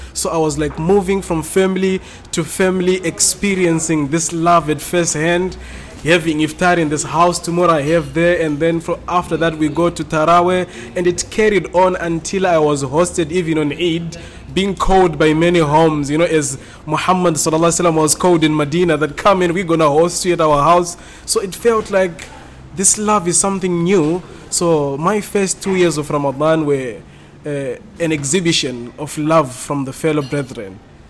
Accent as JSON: {"language": "English", "country": "Zimbabwe", "tie": "born or raised there", "said": "the genesis of who I am starts from Zimbabwe."}